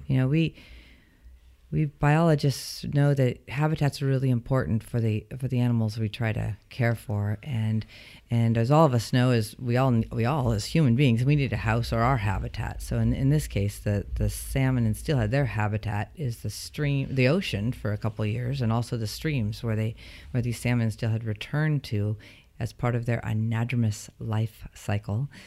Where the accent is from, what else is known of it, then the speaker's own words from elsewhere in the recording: Bay Area, California, United States; I grew up in Northern California, but in the Bay Area, the southern tip of Northern California